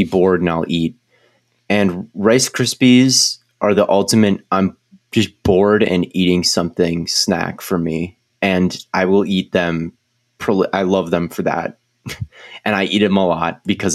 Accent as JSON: {"language": "English", "town": "Northfield", "region": "Minnesota", "country": "United States", "tie": "born or raised there", "said": "my hometown of Northfield, Minnesota. There's a cereal factory here"}